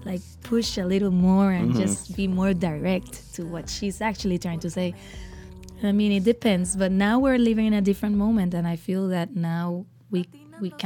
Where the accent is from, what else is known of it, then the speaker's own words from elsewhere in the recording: Puerto Rico; I am a singer from Puerto Rico.